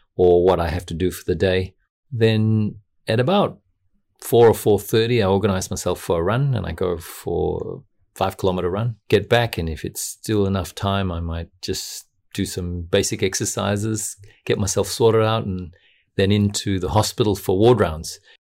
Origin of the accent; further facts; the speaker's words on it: Noble Park, Victoria, Australia; I was brought up in Noble Park, and Noble Park was a middle class community on the outskirts of Dandenong